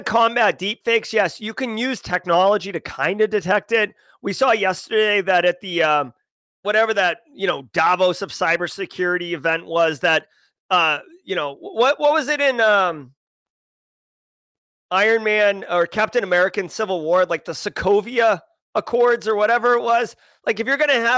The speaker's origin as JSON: {"language": "English", "country": "United States", "said": "as an American"}